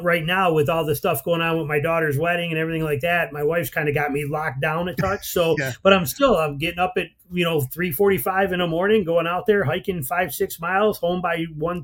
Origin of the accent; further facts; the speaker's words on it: Michigan, United States; moved away as an adult; now in Georgia, United States; in Michigan, I grew up, born and raised in Michigan, loved Michigan hunting